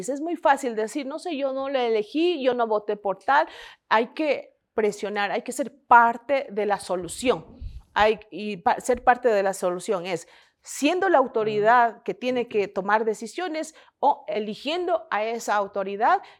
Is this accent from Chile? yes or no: no; Ecuador; muchas cosas que se han planteado y creo que como ecuatorianos...